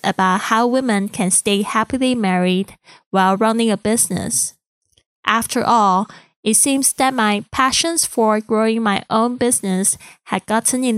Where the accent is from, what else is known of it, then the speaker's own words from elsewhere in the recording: Taiwan; English is a second language; moved away; I'm originally from Taiwan and English is not my first language.